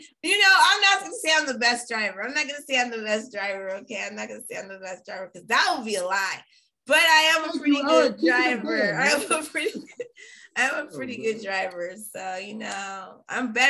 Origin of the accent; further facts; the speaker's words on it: Bay Area, California, United States; I grew up in the Bay Area